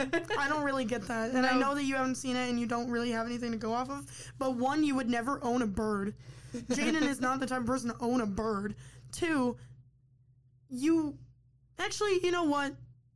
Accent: Michigan, United States; I'm close to Indiana. I'm still technically from Michigan.

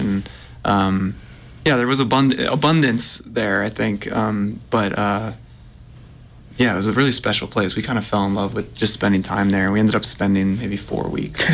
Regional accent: Massachusetts, United States; now in Portland, United States; I, I grew up in Massachusetts

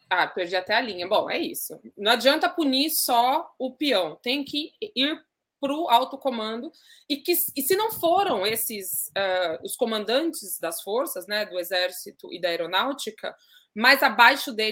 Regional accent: Jundiaí, São Paulo, Brazil; Eu, eu, eu sou de Jundiaí, uma cidade no interior de São Paulo, moro lá.

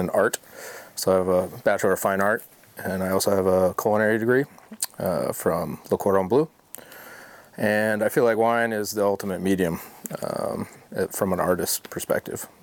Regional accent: Jackson Hole, Wyoming, United States; moved away as an adult; also born or lived in South Lake Tahoe, California; now in Oregon, United States; we moved to Wyoming, Jackson Hole, Wyoming. And that's where I graduated high school

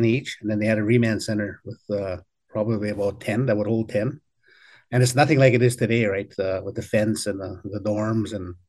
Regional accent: Saskatchewan, Canada; I'm actually from the Musqueam First Nation, which is probably about 40 minutes northeast of Regina.

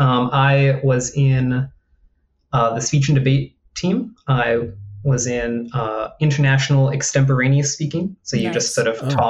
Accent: Northeast Ohio, United States; In Northeast Ohio, in what I've now realized is a somewhat wealthy suburb. It never felt that way growing up there.

